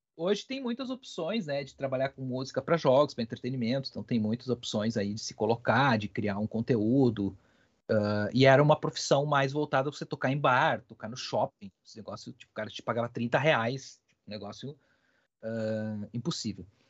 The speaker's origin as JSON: {"language": "Portuguese", "town": "Ibirubá", "region": "Rio Grande do Sul", "country": "Brazil", "moved": "yes", "said": "eu sou do interior, né, do Rio Grande do Sul, sou de Ibirubá, que é uma cidade bem pequenininha lá"}